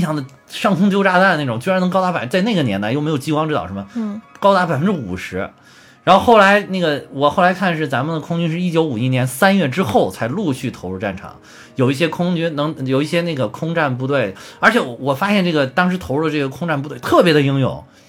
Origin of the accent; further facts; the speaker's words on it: China; 我们中国人民是个爱好和平的民族